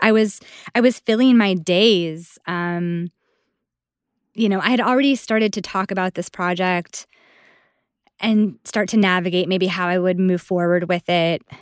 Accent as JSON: {"language": "English", "town": "Buffalo", "region": "New York", "country": "United States", "moved": "yes", "said": "I'm originally from Buffalo"}